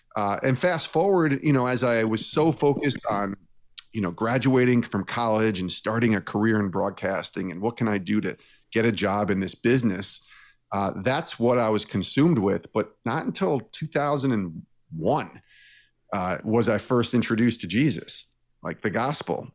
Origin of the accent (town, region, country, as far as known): Albany, New York, United States; born or raised there; moved away as an adult